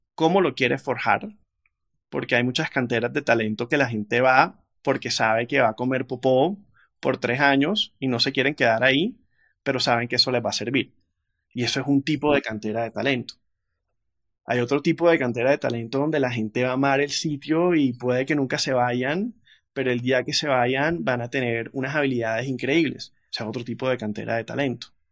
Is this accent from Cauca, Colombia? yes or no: no; Barranquilla, Atlántico, Colombia; moved away as an adult; also born or lived in Chicago, United States; yo creciendo en Barranquilla en los 90